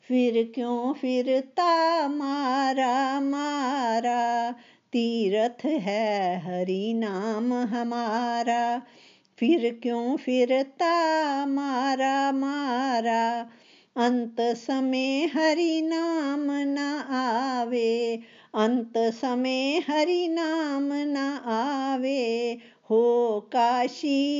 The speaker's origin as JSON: {"language": "Hindi", "town": "Pathankot", "region": "Punjab", "country": "India", "said": "पठानकोट से हूँ मैं रिटायर्ड लेक्चरर हूँ"}